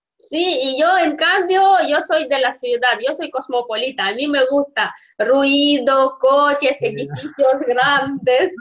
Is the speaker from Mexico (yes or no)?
no; Russia; Spanish is a second language; yo soy rusa